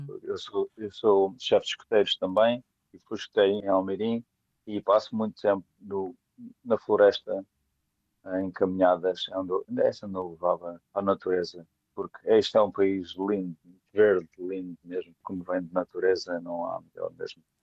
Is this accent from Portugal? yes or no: yes; Portugal; moved away as an adult; also born or lived in Poland; now in England, United Kingdom; vivo em Inglaterra, mas sou português